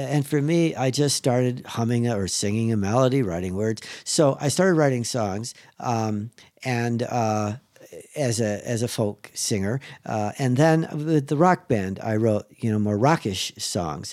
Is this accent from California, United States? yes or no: no; Chicago, Illinois, United States; I'm from Chicago.